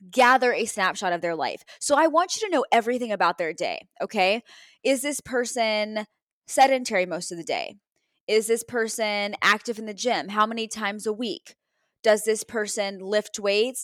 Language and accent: English; Texas, United States; now in Cleveland, United States; I'm from Texas originally, right? So, my, my parents are out there